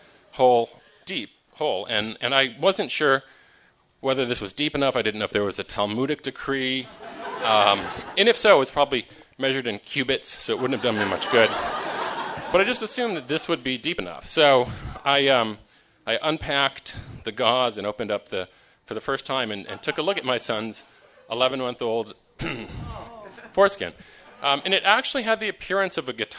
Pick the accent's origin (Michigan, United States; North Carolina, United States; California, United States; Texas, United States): Michigan, United States; moved away; I grew up in Michigan, so I know a little bit about trees, because in the Midwest, everyone's kind of a farmer